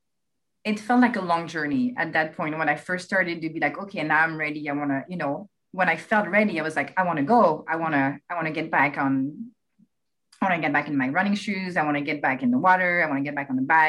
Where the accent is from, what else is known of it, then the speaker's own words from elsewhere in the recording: France; English is a second language; now in United States; I'm actually from France, as you can, I'm sure you can hear it